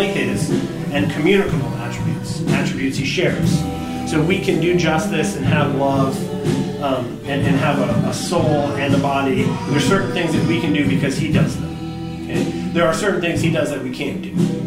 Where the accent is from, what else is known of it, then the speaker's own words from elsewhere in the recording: United States; we, as modern American Protestants